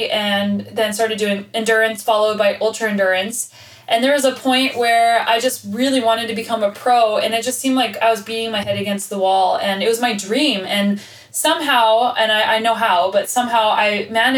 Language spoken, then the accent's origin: English; Albuquerque, New Mexico, United States; I was born and raised in Albuquerque, New Mexico.